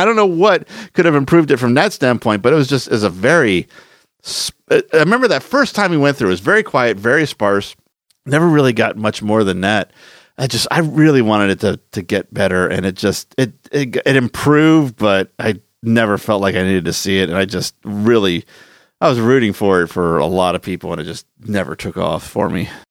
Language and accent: English; Philadelphia, Pennsylvania, United States; the haunted attraction I grew up close to in Philadelphia was the Estate Penitentiary